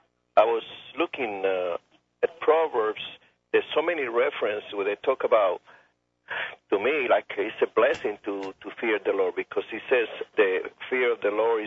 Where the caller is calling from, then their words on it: Camden, South Carolina, United States; I'm calling from South Carolina.